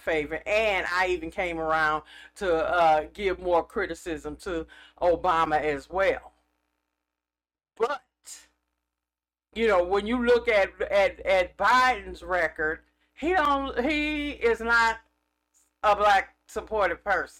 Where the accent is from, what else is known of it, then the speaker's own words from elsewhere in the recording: California, United States; I'm from California